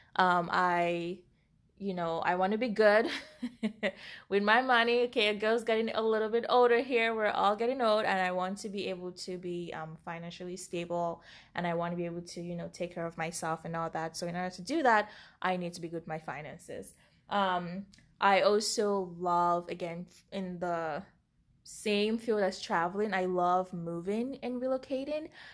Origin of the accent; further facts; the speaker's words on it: Cameroon; moved away; we grew up in Cameroon, Africa